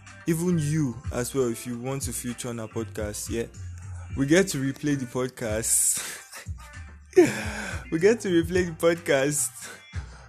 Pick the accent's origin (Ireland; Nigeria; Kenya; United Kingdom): Nigeria; I'm from Nigeria.